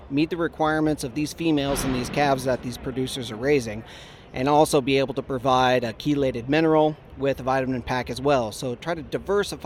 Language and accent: English; Sheridan, Oregon, United States; moved away; also born or lived in Montana / Colorado; I grew up ranching in Western Oregon.